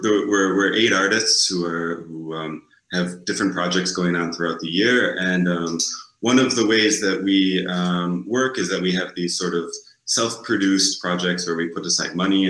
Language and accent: English; Fredonia, New York, United States; moved away as an adult; now in Switzerland; I grew up in Western New York.